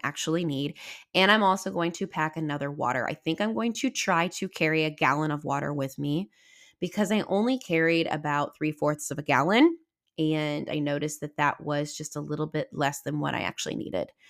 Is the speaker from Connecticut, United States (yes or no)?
no; Southwest Missouri, United States; I'm from Southwest Missouri